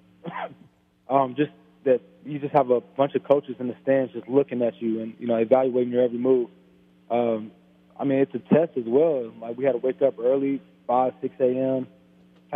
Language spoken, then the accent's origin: English; Cincinnati, Ohio, United States; I grew up in the Cincinnati area